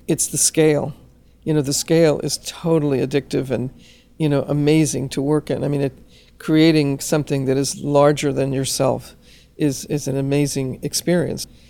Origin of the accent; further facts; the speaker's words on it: Los Angeles, California, United States; as a Chicana growing up in Los Angeles